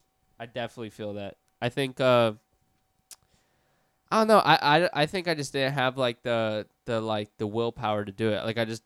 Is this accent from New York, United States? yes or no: no; Orlando, Florida, United States; Born and raised in Orlando. Which area? East Side, like off Dean Road.